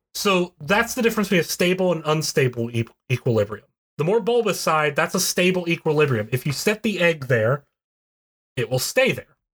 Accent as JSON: {"language": "English", "region": "West Virginia", "country": "United States", "said": "I'm from West Virginia, so I have to pronounce every"}